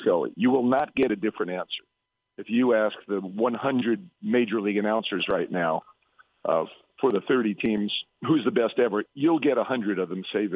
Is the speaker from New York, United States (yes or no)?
yes; New York City, New York, United States; I grew up in Brooklyn